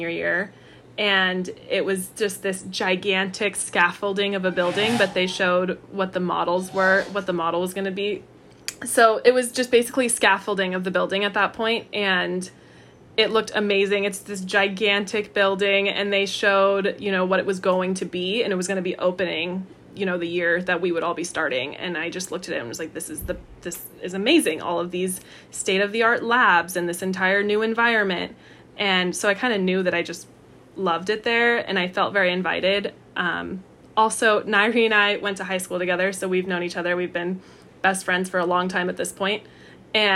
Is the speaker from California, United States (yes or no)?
yes; Orange County, California, United States; I'm from Orange County